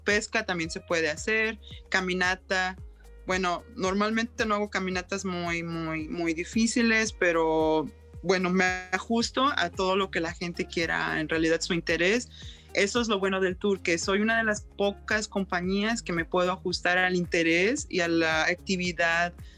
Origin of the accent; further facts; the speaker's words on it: Mexico; also born or lived in Yukon, Canada; now in Whitehorse, Canada; soy de México y siempre voy de regreso a México y regreso a Canadá